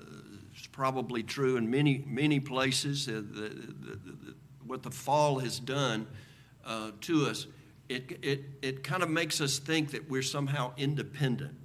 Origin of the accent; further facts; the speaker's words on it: United States; as Americans